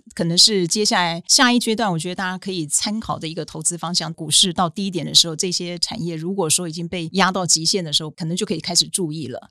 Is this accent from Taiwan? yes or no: yes; Taiwan; 应该讲说这一次的战争提醒我们台湾人说，我们不能只靠说觉得我们自己台湾战略地位很好